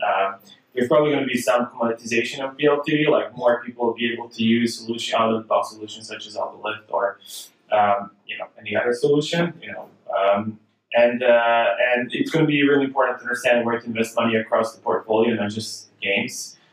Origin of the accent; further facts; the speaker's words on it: United Kingdom; I wouldn't say because I'm British.